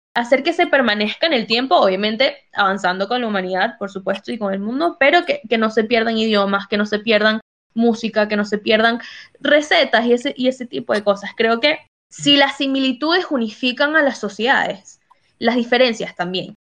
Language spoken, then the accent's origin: Spanish; United States; moved away; also born or lived in Latin America; yo crecí en Estados Unidos